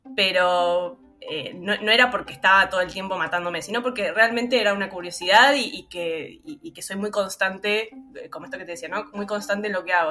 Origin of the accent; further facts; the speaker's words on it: Buenos Aires, Argentina; also born or lived in Villa Crespo, Buenos Aires; nací en la Paternal, en el barrio de la Paternal, pero hace un año y un poquito me mudé a Villa Crespo